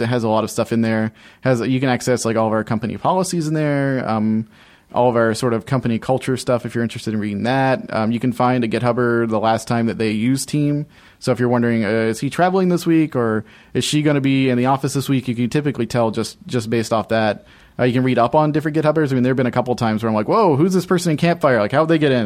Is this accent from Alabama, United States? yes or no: yes; Alabama, United States; moved away as an adult; now in Orlando, United States; I grew up in Alabama for the first eighteen years of my life